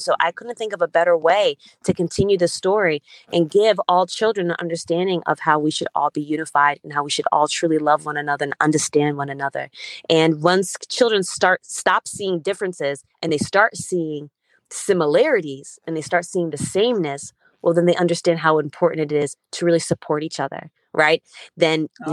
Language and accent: English; Stamford, Connecticut, United States; English is a second language; also born or lived in Berlin, Germany / Uganda; And I grew up in Stamford, Connecticut from the age of six. And growing up I was an ESL student.